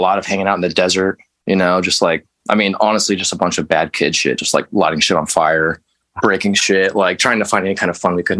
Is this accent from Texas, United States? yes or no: yes; El Paso, Texas, United States; No, I'm originally from Texas. I was born in West Texas in a town called El Paso.